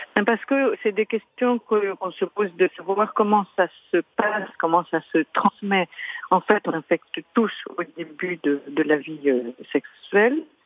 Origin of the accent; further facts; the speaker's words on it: France; chez nous, en France